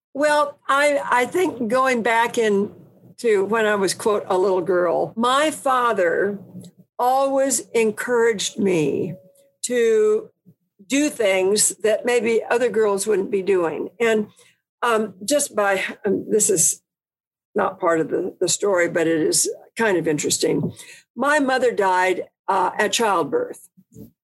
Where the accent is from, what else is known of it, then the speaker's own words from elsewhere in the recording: California, United States; I was from California